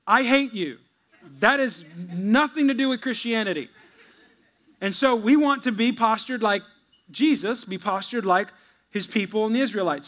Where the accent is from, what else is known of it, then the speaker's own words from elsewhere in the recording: United States; also born or lived in Texas; we're American